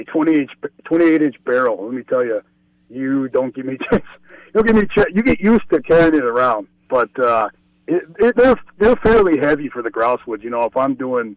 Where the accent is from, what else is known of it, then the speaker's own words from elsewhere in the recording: Cajun, Louisiana, United States; now in Ely, United States; I'm a Cajun guy